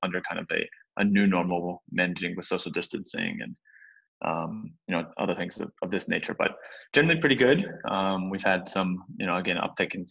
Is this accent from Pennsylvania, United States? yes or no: no; Cincinnati, Ohio, United States; moved away as an adult; also born or lived in St. Louis, Missouri / Madrid, Spain / Germany; now in Hong Kong; I'm an American citizen, grew up in Cincinnati, Ohio.